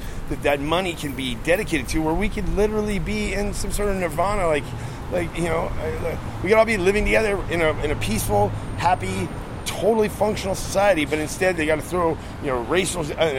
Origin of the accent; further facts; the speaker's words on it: Arizona, United States; also born or lived in Hawaii; And I came here from Arizona. Well, I went through Hawaii, which was weird, but 3 years in Hawaii